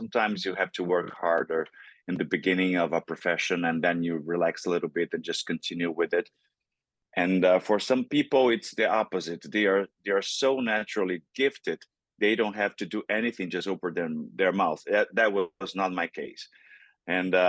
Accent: Brazil; first language Portuguese; English is a second language; moved away; growing up in Brazil. I grew up in Brazil

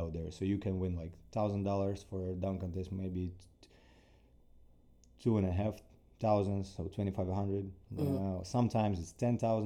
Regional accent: Ukraine; accent: Russian; English is a second language; moved away as an adult; now in United States; from Ukraine

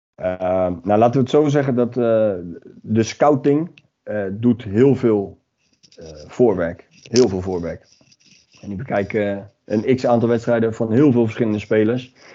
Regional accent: The Hague, South Holland, Netherlands; Ik kom uit Den Haag

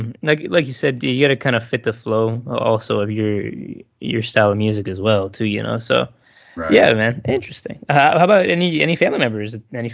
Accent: Texas, United States; just growing up in Texas.

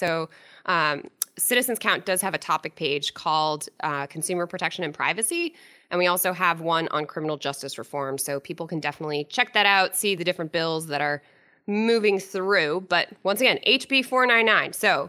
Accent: Londonderry, New Hampshire, United States; My hometown!

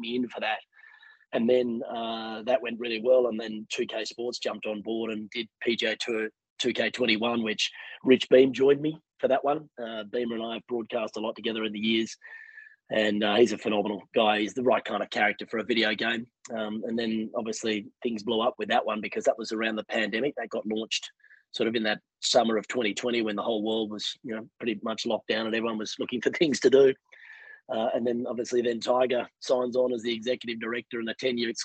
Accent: Sydney, New South Wales, Australia; moved away as an adult; now in United States; I'm not from here. Born and raised in Sydney, Australia.

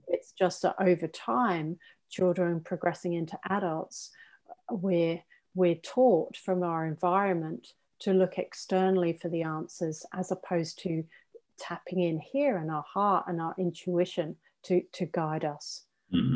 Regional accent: England, United Kingdom; I'm English

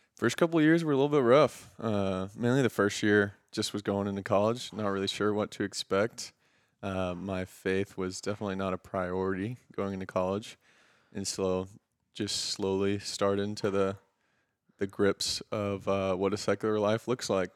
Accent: Houston, Texas, United States; we're both from Houston

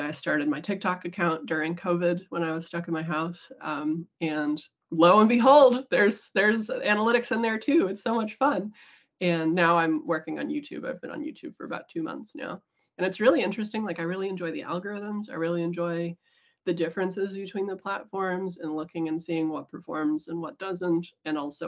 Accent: United States; moved away as an adult; now in New Zealand; I'm American. Moved here right after I graduated

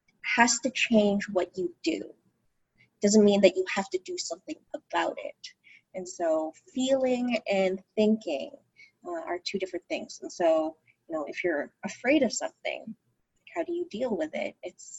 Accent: Philippines; So I'm Filipino, and as Filipinos, or many Filipinos are in the healthcare profession.

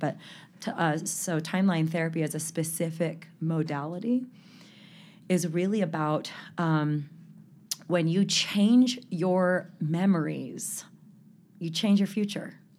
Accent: Salt Lake City, Utah, United States; also born or lived in San Fernando Valley, California; he moved us all here in nineteen eighty-six. I was nine years old.

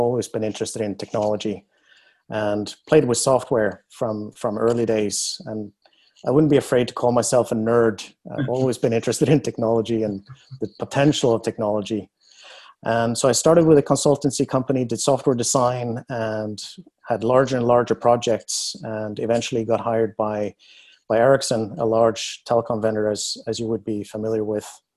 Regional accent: Norway; moved away; I was born in Norway, and I grew up in the countryside

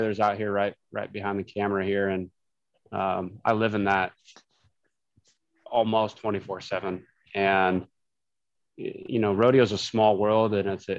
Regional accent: Meeteetse, Wyoming, United States; I grew up in Wyoming in a little town called Meteetse. It's about 30 miles south of Cody.

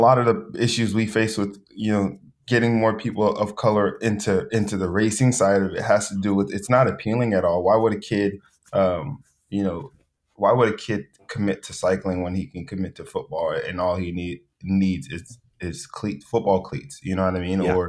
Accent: Los Angeles, California, United States; I grew up in South Central

